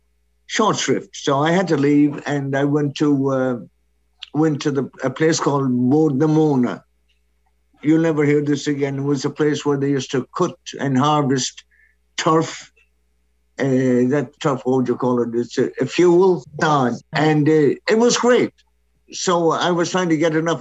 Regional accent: Connemara, Connacht, Ireland; first language Irish; English is a second language; moved away as an adult; now in New Jersey, United States; I lived in an area of Ireland called Connemara

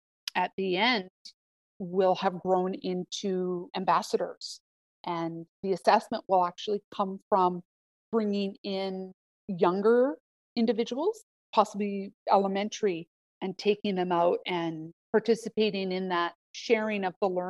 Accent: Kwekmek territory, British Columbia, Canada; moved away as an adult; now in Okanagan Nation Alliance territory, Canada; I come from Kwekmek territory, and I'm extraordinarily grateful for being able to have the opportunity to grow up in such a beautiful part of the world

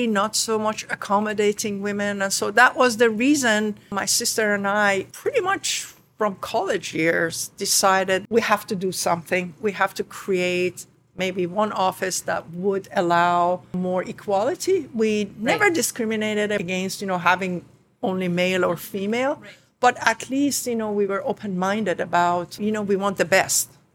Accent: Khuzestan, Iran; English is a second language; moved away as an adult; now in New York, United States; Both my sister and myself were born in the southern part of Iran, Ostan Khuzestan, the province of Khuzestan

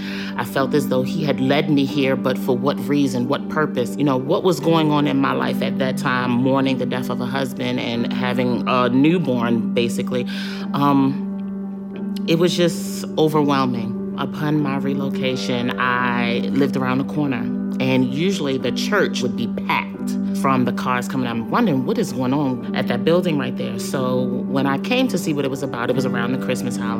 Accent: Baltimore, Maryland, United States; moved away as an adult; now in North Carolina, United States; I grew up in Baltimore, Maryland

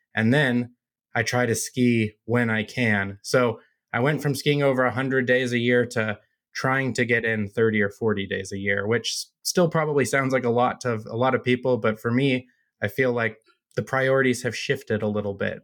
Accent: United States; moved away as an adult; also born or lived in Colorado; now in Utah, United States; I grew up in Lake Tahoe

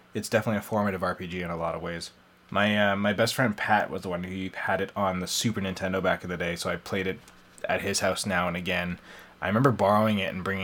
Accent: Canada; our home and native land

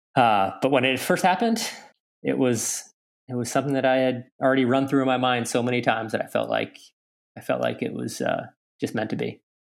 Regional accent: Lake Placid, New York, United States; growing up in Lake Placid

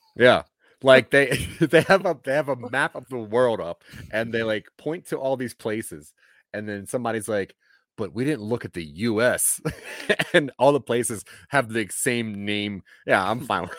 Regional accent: Delaware, United States; I'm from Delaware

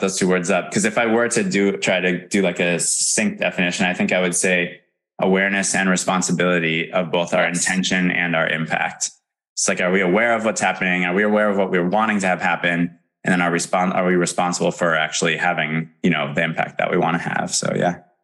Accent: Madison, Wisconsin, United States; I'm from Madison, Wisconsin originally

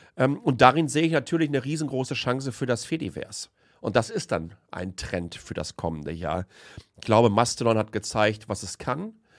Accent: home region around Lünen, North Rhine-Westphalia, Germany; born or raised there

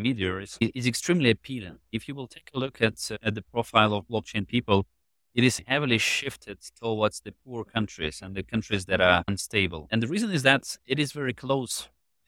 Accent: Ukraine; I was born and raised in Ukraine right after the split of the Soviet Union.

